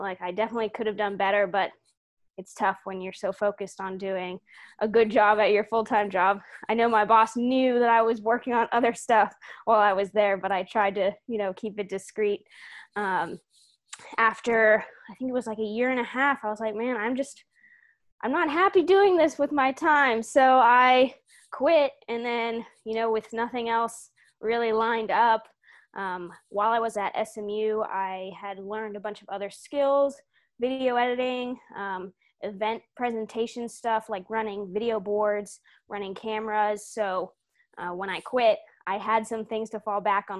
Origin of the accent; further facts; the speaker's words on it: Houston, Texas, United States; I'm from Houston, Texas. I was born there.